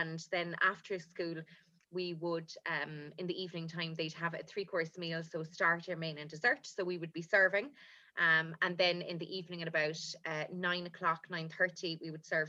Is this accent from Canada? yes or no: no; Cork, Munster, Ireland; But I grew up in Cork. I was born in Cork